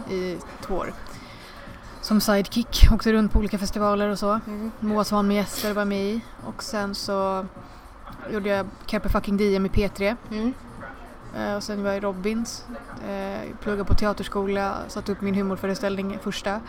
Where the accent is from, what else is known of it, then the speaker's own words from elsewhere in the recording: India; now in Sweden; jag är ju från Indien mm. och det finns inte så jättemånga indier i Sverige.